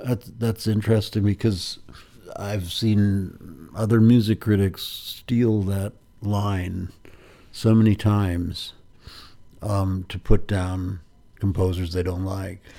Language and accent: English; Pound Ridge, New York, United States; where I grew up in Pound Ridge, New York.